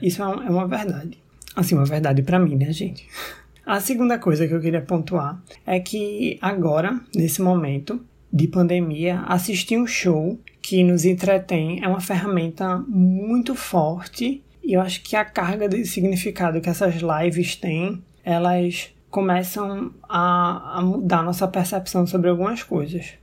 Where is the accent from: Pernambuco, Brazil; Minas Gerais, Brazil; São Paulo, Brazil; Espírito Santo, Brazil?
Pernambuco, Brazil; Recife; Sou de Recife